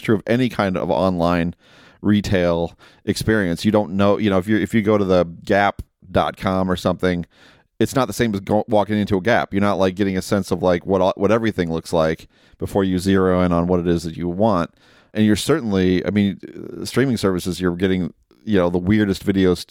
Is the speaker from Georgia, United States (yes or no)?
no; Perrysburg, Ohio, United States; a video store in my hometown in Perrysburg, Ohio.